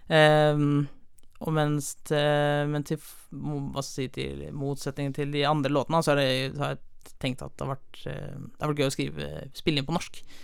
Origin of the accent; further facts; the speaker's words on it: Holmestrand, Vestfold, Norway; also born or lived in Sandefjord; jeg er fra Sandefjord, eh, men jeg har vokst opp i Holmestrand